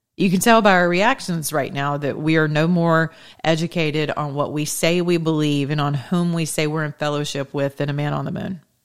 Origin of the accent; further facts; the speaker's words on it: Georgia, United States; Georgia, my home state where I still reside for now